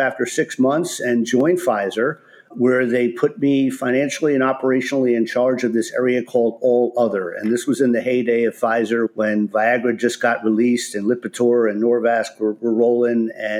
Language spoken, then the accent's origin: English; New Jersey, United States; I grew up in North Jersey and went to school in Providence, Rhode Island, and majored in accounting.